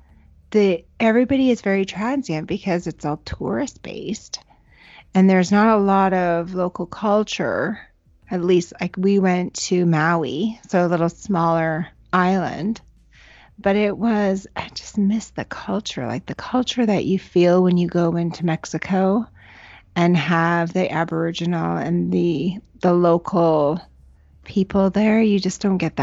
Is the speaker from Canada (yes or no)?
yes; Canada